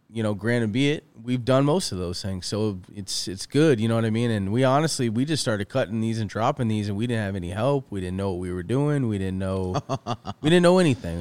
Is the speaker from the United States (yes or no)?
yes; east coast of Florida, United States; now in California, United States; I'm from the east coast of Florida